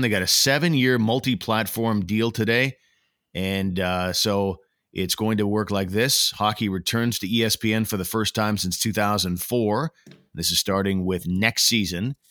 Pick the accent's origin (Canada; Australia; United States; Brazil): Canada; now in Ottawa, Canada; as a Canadian hockey fan, in a small market city, by the way, by comparison, in the city of Ottawa